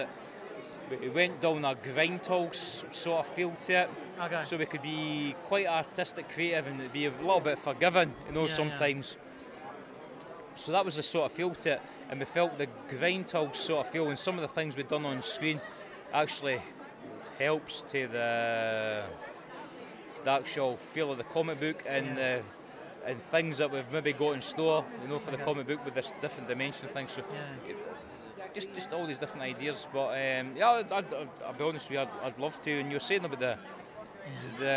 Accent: Scotland, United Kingdom; I'm Scottish

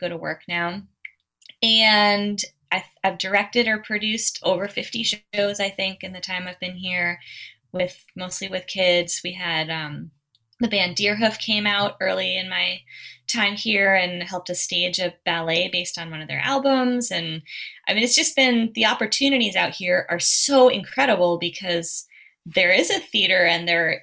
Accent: Central Maine, United States; also born or lived in Oklahoma / Boston; now in North Haven, United States; I grew up in Central Maine. I was born in Oklahoma

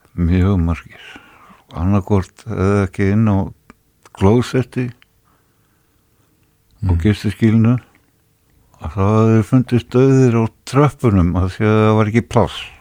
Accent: Reykjavík, Capital Region, Iceland; ég var fluttur upp í Breðholt Eðra Breðholt í íbúð sem er upp á þrýðu hæð og þar satt ég og horði út um stofuglugan á blokkina sem ég bjó í sem barn

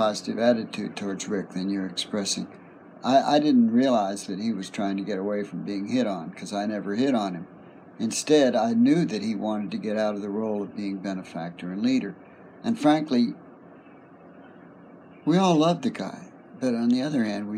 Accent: the East, United States; moved away as an adult; also born or lived in West Virginia / Pittsburgh / Berkeley; I was raised in the East. I'd never been, except one brief time, west of the Mississippi at all

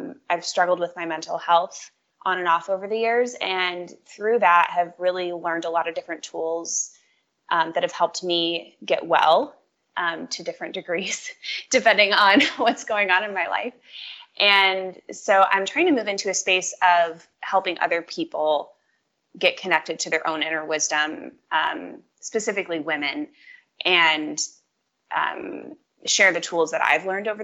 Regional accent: Indiana, United States; also born or lived in Washington, D.C. / New York; I grew up in Indiana, and most of my family is around here.

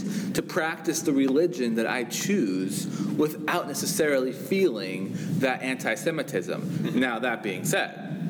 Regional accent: United States; I was raised American

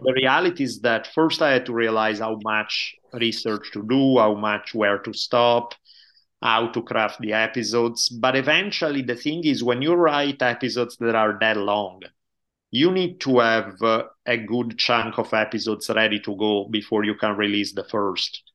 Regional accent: Italy; moved away as an adult; also born or lived in United States; now in California, United States; I grew up in Italy until I was eighteen years old. moved to U S back in ninety-two

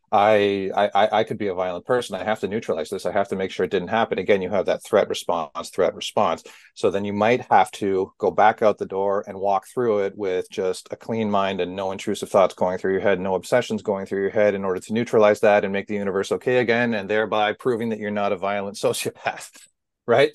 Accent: Southern Ontario, Canada; I'm from Southern Ontario

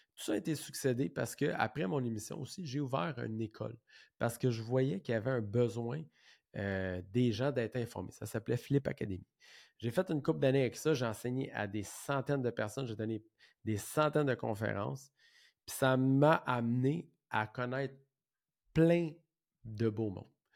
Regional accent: Saint-Jean-sur-Richelieu, Quebec, Canada; Je viens de Saint-Jean, comme j'ai dit tantôt. J'ai été élevé dans une petite maison mobile

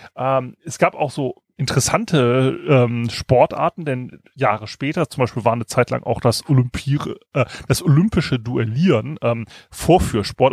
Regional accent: Kiel, Schleswig-Holstein, Germany; ich als Kieler

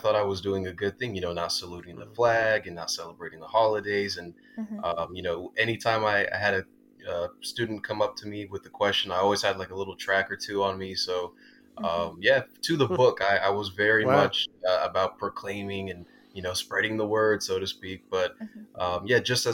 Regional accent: California, United States; I was born and raised in California, moved around to a lot of different cities

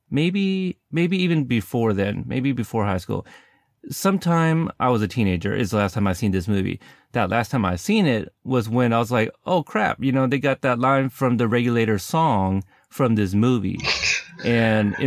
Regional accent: West Coast, United States; I am from the West Coast

